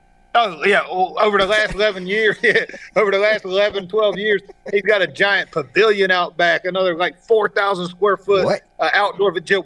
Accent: Palatka, Florida, United States; where I grew up in Palatka, Florida

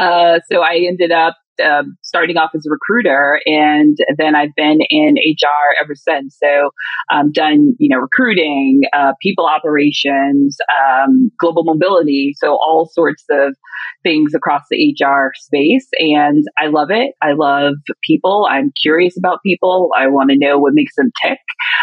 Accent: Mississippi, United States; I am originally from Mississippi.

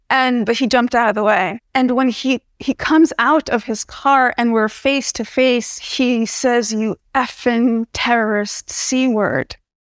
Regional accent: New Jersey, United States; but I was born and raised in New Jersey in the United States.

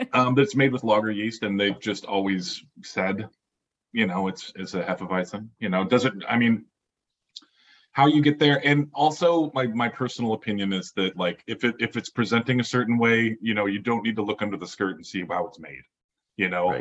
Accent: Oregon, United States; I grew up in Oregon

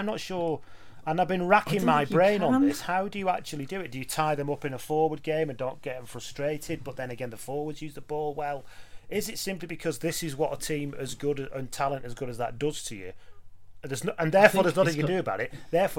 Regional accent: Lancashire, North West England, United Kingdom; when I was in Lancashire as a kid

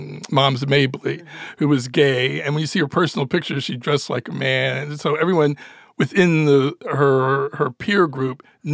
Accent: Philadelphia, Pennsylvania, United States; also born or lived in Ohio; I was born in Philadelphia, educated at Ohio State.

